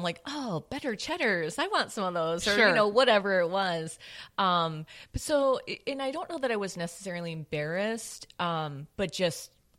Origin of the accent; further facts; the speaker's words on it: St. Paul, Minnesota, United States; St. Paul.